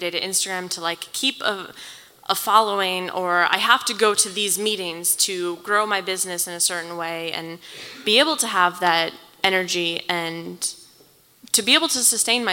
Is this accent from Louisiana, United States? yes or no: no; North Carolina, United States; I am from North Carolina